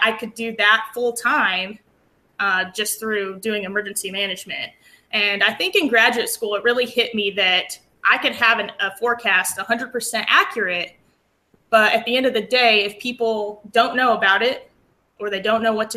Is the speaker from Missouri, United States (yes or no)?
no; Aztec, New Mexico, United States; moved away as an adult; also born or lived in Lubbock, Texas; now in Texas, United States; I grew up in New Mexico in the Four Corners area. I'm actually from a small town called Aztec.